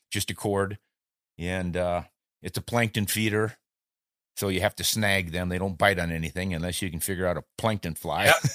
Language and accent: English; Southeast South Dakota, United States; moved away; also born or lived in New Orleans; I grew up in Southeast South Dakota and still have contacts there